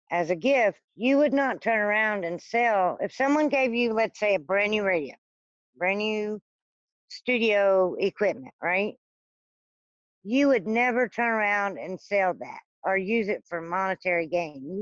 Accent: Louisiana, United States; born there; I was born in South Louisiana. My mom's a gypsy. My dad's a uh, Cajun. And down in South Louisiana, they have more people that believe in things like witchcraft and voodoo and hoodoo and all that.

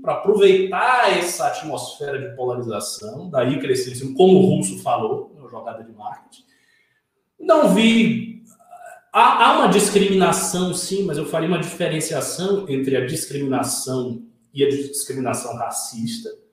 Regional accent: Northeast Region, Brazil; eu sou obviamente miscigenado, eu venho do Nordeste.

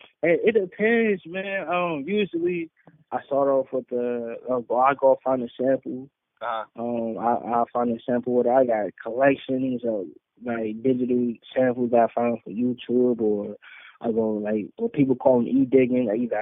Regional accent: North Carolina, United States; I came all the way from North Carolina to, man, that was just a whole dope experience.

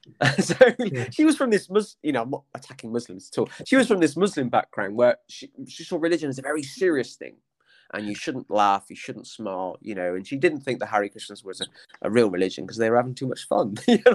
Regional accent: Somerset, South West England, United Kingdom; I'm from a working class village in Somerset

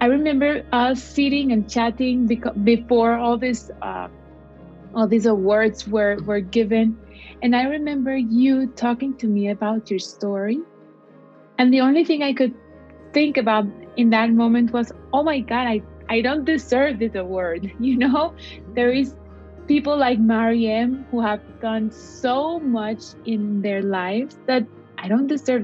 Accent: Cali, Valle del Cauca, Colombia; English is a second language; I went to my hometown city in Colombia, to Cali

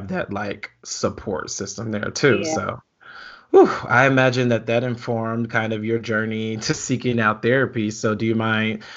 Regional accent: Southern Illinois, United States; moved away as an adult; I'm from Southern Illinois

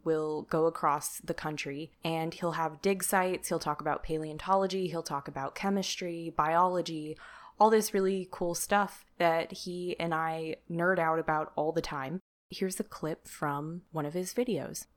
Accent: Sacramento, California, United States; my hometown, where he also lives in Sacramento, California

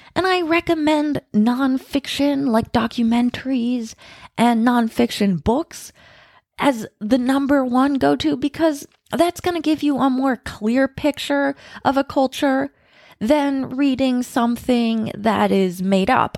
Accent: United States; moved away; I'm American

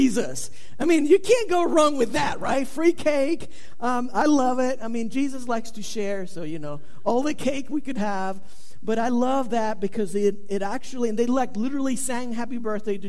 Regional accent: Venezuela; moved away; I was born in South America. I was born in Venezuela.

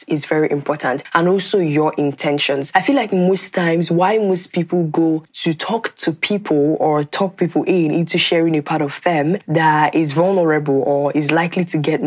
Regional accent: Nimo, Anambra, Nigeria; I am from Nigeria. I am from Anambra State, in a town called Nimo in Anambra State

